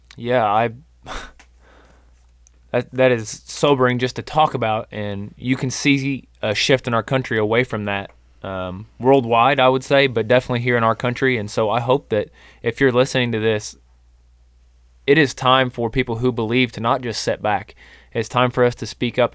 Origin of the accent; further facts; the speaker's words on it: Spokane, Missouri, United States; same town that Ben and I grew up in, Spokane, Missouri